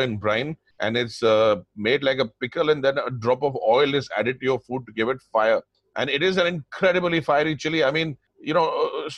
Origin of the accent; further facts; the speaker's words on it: India; also born or lived in Delhi; we are from India